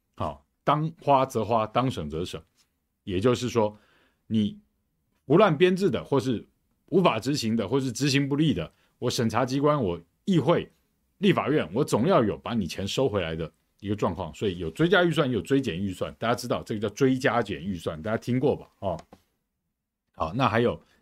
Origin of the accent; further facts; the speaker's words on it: Taiwan; 我们台湾人到底是在过哪些日子